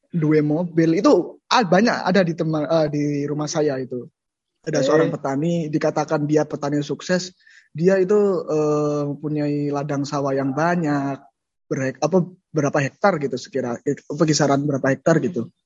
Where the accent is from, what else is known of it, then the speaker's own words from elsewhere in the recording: Jember, East Java, Indonesia; dan saya asli dari Kabupaten Jember